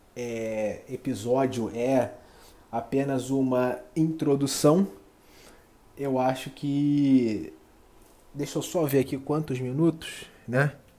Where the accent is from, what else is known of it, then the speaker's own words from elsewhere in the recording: Rio de Janeiro, Brazil; eu sou nascido e criado aqui no Rio de Janeiro